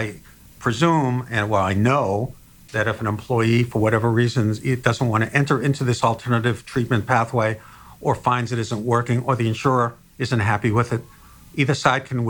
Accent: Massachusetts, United States; I'm from Massachusetts

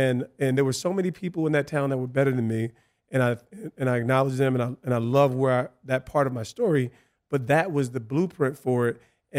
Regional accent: East Orange, New Jersey, United States; I came from East Orange, and a lot more gritty, a lot more, urban.

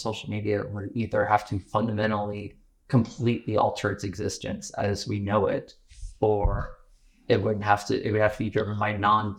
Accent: Manassas, Virginia, United States; my hometown, in Manassas

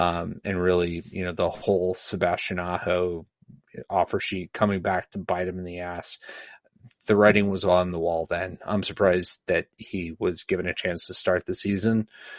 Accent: Canada; Hey, I'm a Canadian.

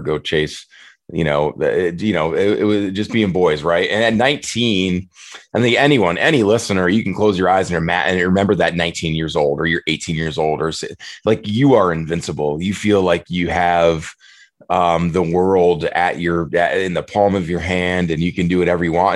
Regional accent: Prairie du Chien, Wisconsin, United States; moved away as an adult; I'm back in my hometown of Prairie du Chien for the for the summer in, in, Wisconsin.

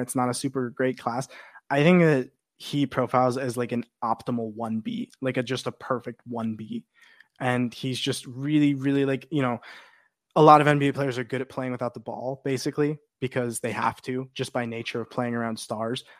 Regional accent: Chicago, Illinois, United States; my hometown Chicago

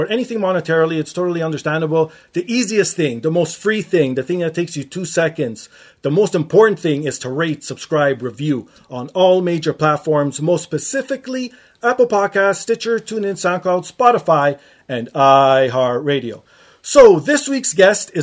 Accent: Canada; us Canadians

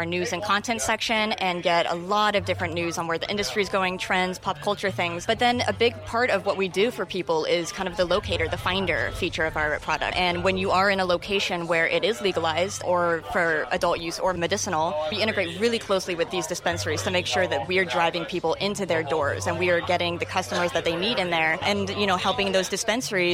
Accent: Seattle, Washington, United States; I'm from Seattle

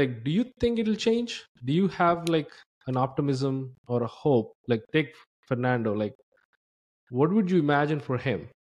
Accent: India; now in United States; I came from India, and I feel the US education system is far better, but the Indian system itself

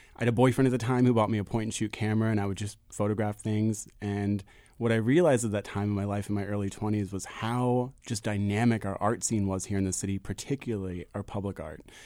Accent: Philadelphia, Pennsylvania, United States; I grew up in Fishtown, I grew up in Philly

